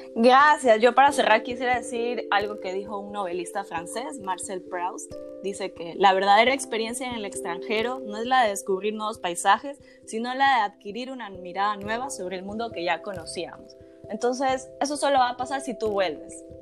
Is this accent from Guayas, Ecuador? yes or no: yes; Guayaquil, Guayas, Ecuador; moved away; nosotros que somos de Guayaquil